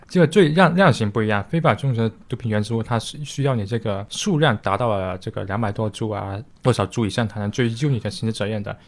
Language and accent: Chinese; China; 我们中国人